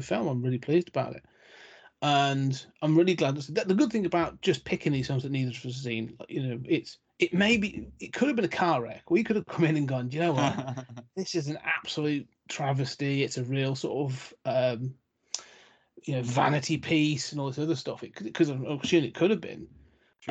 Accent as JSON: {"language": "English", "country": "United Kingdom", "said": "as the Brit"}